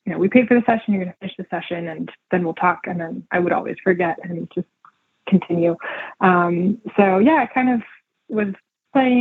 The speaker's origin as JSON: {"language": "English", "region": "California", "country": "United States", "tie": "born or raised there", "said": "I grew up in California as well"}